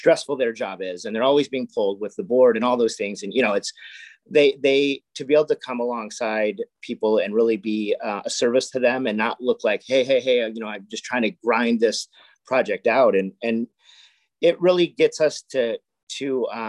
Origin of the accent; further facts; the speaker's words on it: Castro Valley, California, United States; now in Livermore, United States; I grew up in Cache Valley, which is kind of in between San Francisco and Livermore.